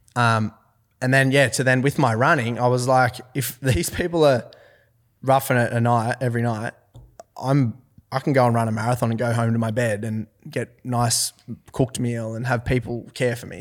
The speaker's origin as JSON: {"language": "English", "town": "Forbes", "region": "New South Wales", "country": "Australia", "tie": "born or raised there", "also_born_or_lived": "Orange, New South Wales", "said": "I'm from Forbes, New South Wales"}